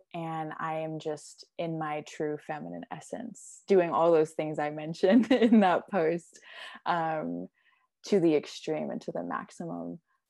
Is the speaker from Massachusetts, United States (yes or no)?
no; Oklahoma, United States; also born or lived in California; I was born in California, went back and forth between California and here in Oklahoma. So I spent about 9 years total in California, Southern California to be exact